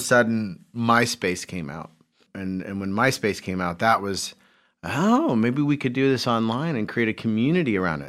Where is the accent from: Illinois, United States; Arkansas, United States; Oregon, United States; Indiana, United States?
Indiana, United States; Carmel; I grew up in Carmel, Indiana